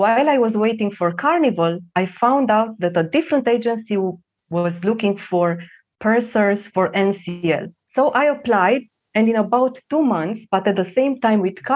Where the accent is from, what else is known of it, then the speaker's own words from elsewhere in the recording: Transylvania, Romania; English is a second language; moved away as an adult; I was born in Romania in the communist period of time